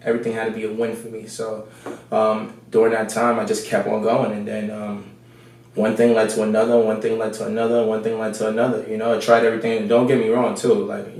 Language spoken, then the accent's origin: English; New York City, New York, United States; moved away; I'm from New York City. Bronx, New York. I grew up in the Bronx. Yeah. Mm-hmm. So, grew up in the Bronx.